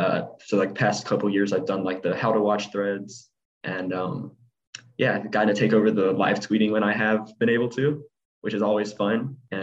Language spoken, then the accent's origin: English; Statesboro, Georgia, United States; I'm from Statesboro